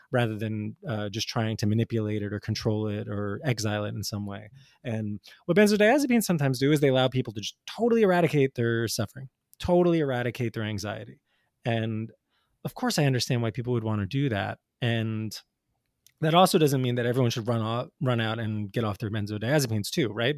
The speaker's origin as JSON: {"language": "English", "region": "New Jersey", "country": "United States", "tie": "born or raised there", "said": "I grew up in North Jersey in the eighties and nineties"}